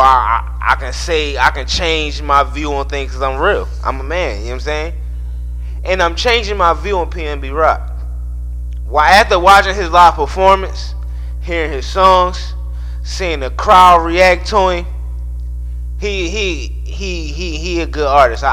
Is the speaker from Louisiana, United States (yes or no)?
no; Baltimore, Maryland, United States; also born or lived in Philadelphia, Pennsylvania; I'm from Philly, but, you know, I was raised in Baltimore